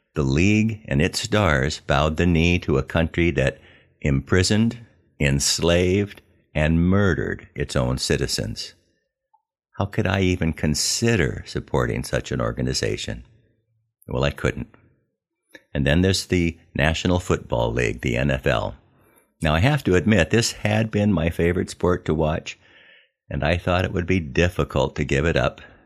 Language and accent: English; Southern California, United States; I was raised in Southern California